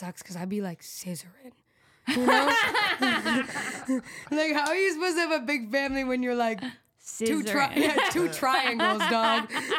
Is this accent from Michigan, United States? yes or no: yes; South Lyon, Michigan, United States; I'm from South Lyon.